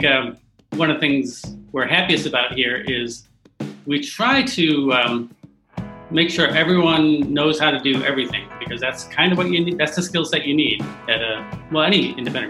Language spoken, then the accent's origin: English; Buffalo, New York, United States; moved away as an adult; now in Greensboro, United States; I'm from Buffalo, New York